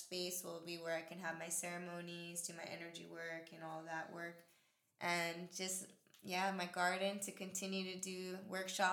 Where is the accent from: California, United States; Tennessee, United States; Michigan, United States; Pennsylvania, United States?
California, United States; Pomona; Pomona, that's my hometown